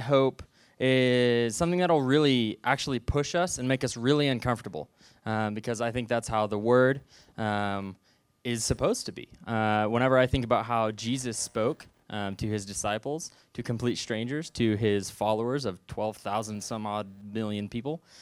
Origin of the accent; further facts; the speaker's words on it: Southwest Missouri, United States; I'm originally from Southwest Missouri, little town called Knoll, forty-five minutes from here.